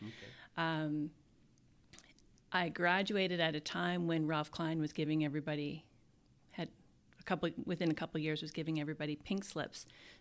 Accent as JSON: {"language": "English", "region": "Alberta", "country": "Canada", "also_born_or_lived": "Yellowknife, Canada", "said": "I say I'm from Alberta because I lived in so much of it. In the north, it was not, picking up and moving for an opportunity was second nature. So living in Yellowknife it's such a vibrant, welcoming community."}